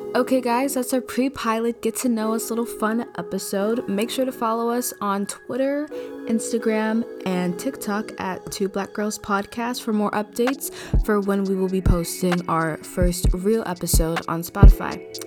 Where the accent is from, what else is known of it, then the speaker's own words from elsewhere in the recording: Chicago, Illinois, United States; also born or lived in Florida; Grew up here mainly in, uh, I would say, Chicago and Florida.